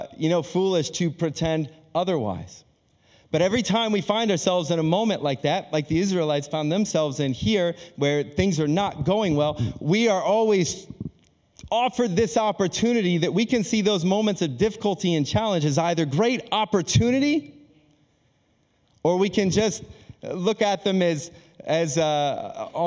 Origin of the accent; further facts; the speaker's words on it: Akron, Ohio, United States; moved away as an adult; also born or lived in Australia; I'm born and raised in Akron, Ohio